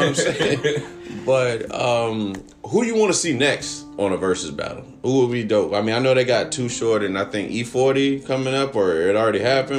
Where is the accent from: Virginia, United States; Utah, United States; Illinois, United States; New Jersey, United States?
Virginia, United States; I grew up in Virginia, and I went to, like, I was in the, you know, in the Air Force during his, like, heyday.